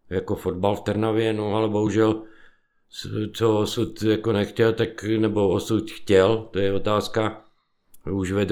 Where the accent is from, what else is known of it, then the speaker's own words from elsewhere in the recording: Vyškov, South Moravian Region, Czechia; born there; also born or lived in Krnov; Já jsem se narodil vlastně ve Výškově na Moravě. A, ale v 68. roce, když vlastně nás přišli osvobodit, tak táta byl vlastně eh, voják z povolání, bydleli jsme v Krnově